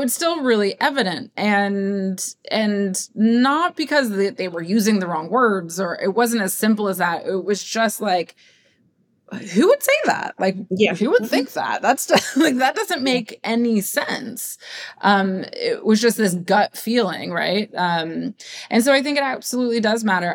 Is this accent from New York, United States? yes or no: no; Ohio, United States; I'm Westerner. I'm from Ohio